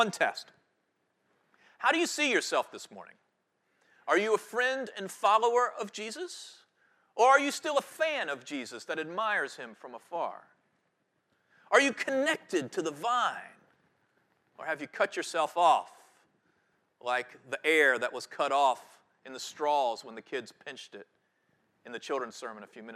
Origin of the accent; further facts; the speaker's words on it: Guilford County, North Carolina, United States; I grew up in Guilford County